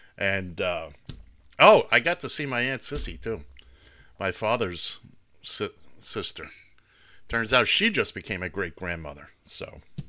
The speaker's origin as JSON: {"language": "English", "town": "New York City", "region": "New York", "country": "United States", "tie": "born or raised there", "moved": "as an adult", "lives_now": "South Florida, United States", "said": "I grew up in Midtown Manhattan, where we had a gazillion movie theaters back when every place only showed one movie."}